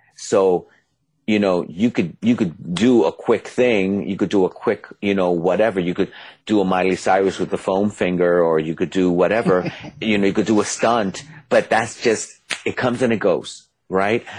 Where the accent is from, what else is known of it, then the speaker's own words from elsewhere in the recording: New York City, New York, United States; I'm from the Bronx